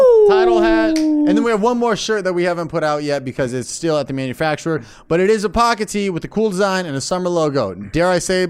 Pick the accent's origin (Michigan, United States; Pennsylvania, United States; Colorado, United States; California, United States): California, United States; Camarillo; I was reminiscing on my hometown recently, the illustrious Camarillo, California, where legends are born, as one may say.